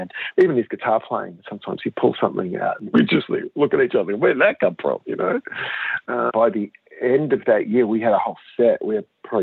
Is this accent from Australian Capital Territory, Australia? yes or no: no; Gold Coast, Queensland, Australia; Growing up on the Gold Coast